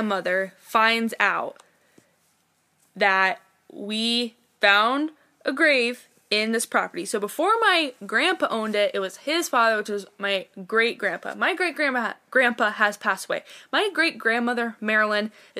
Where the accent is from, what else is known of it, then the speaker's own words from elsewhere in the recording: Ashtabula?, Ohio, United States; I grew up in Asheville, Ohio, with my parents and my sister